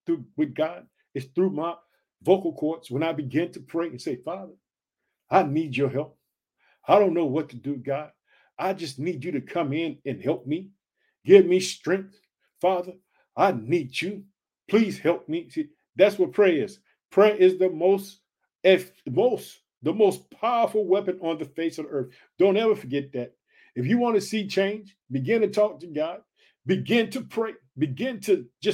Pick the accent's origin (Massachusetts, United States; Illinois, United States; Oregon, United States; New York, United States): Illinois, United States; born or raised there